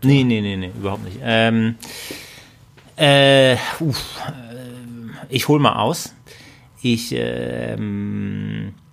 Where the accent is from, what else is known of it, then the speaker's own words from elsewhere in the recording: Husum, Schleswig-Holstein, Germany; ich komme nicht aus Bayern, sondern aus Husum und da blieb relativ wenig übrig, was man so an Sport machen kann.